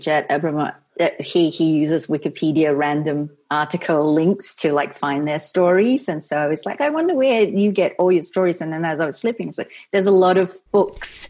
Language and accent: English; Singapore; also born or lived in San Francisco; now in United States; I was born in Singapore and raised there